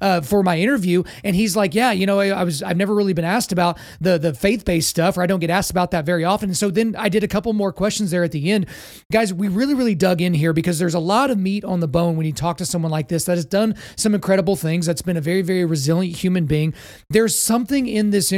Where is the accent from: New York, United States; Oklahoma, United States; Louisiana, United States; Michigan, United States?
Oklahoma, United States; Lawton; I grew up in Lawton Fort Sill in Oklahoma